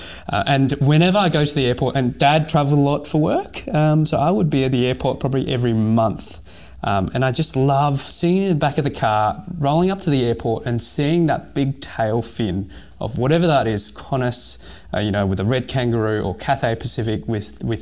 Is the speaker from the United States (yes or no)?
no; Hong Kong; now in Australia; I was born in Hong Kong